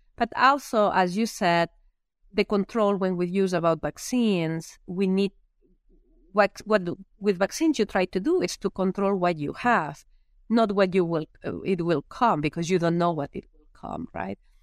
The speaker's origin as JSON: {"language": "English", "town": "Lleida", "region": "Catalonia", "country": "Spain", "tie": "born or raised there", "also_born_or_lived": "Minnesota, United States", "second_language": "English", "moved": "as an adult", "lives_now": "United States", "said": "I am from a very small area in Spain, or a small town in Spain, in an area which I actually, I call it the Iowa of Spain, uh, when it comes down to pigs, right? It's Lleida"}